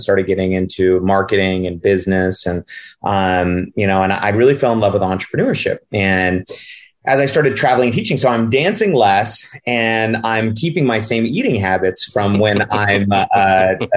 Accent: Northern California, United States; moved away as an adult; also born or lived in Los Angeles, California; now in Scottsdale, Arizona, United States; I'm originally from California. I grew up in the sticks in Northern California

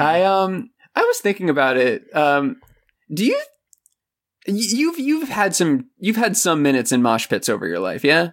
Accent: Florida, United States; moved away; I'm born and raised in Florida.

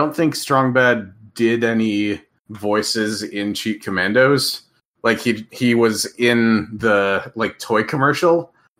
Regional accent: Minnesota, United States; I grew up in Minnesota

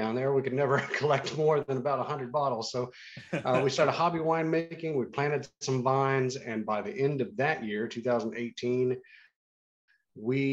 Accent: Warren County, Kentucky, United States; I am a Warren Countyan

